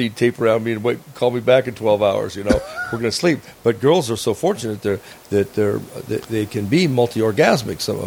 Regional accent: Phoenix, Arizona, United States; moved away as an adult; also born or lived in northern Nevada; now in Nevada, United States; Phoenix, Arizona, yeah. And I born and raised there, educated, and then came to northern Nevada in 76.

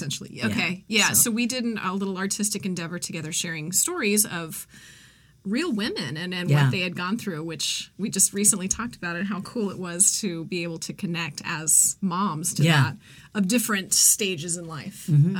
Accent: Denver, Colorado, United States; I grew up in Denver and we're all just implants from somewhere else, I guess.

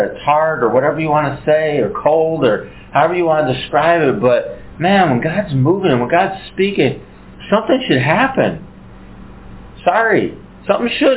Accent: United States; we're from America

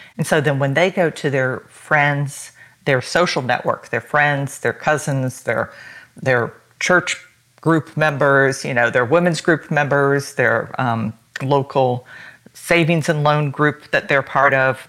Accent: United States; I am American.

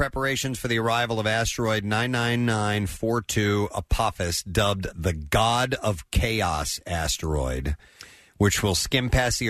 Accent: Tennessee, United States; I was born in Tennessee. That is correct.

